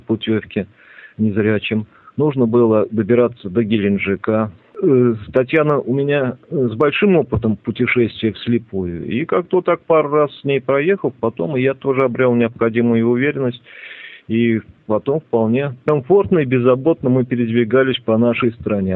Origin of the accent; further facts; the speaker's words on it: Ulyanovsk, Ulyanovsk Oblast, Russia; moved away; Я родом из Ульяновска